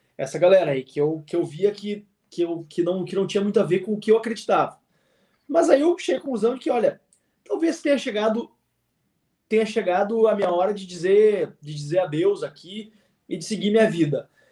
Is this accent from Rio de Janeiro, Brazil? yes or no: no; Rio Grande do Sul, Brazil; also born or lived in Porto Alegre; como bom gaúcho